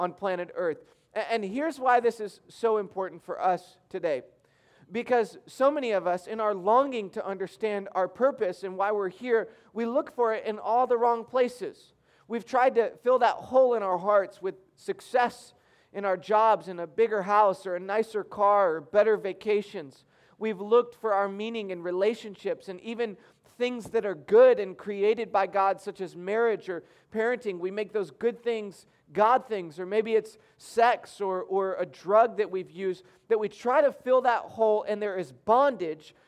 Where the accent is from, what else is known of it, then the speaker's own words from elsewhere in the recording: Michigan, United States; I grew up in Michigan